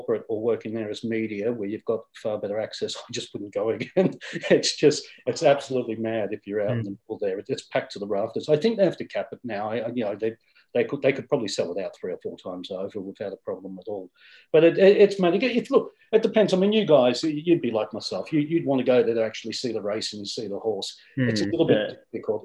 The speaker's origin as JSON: {"language": "English", "country": "Australia", "tie": "born or raised there", "said": "as an Australian, you are proud of. I remember being at school and we would have to stop the classes, and originally it was on radio, and listen to the Melbourne Cup"}